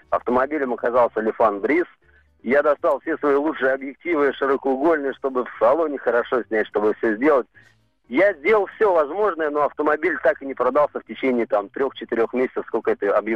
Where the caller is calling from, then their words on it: Kemerovo, Kemerovo Oblast, Russia; я из Кемерово звоню.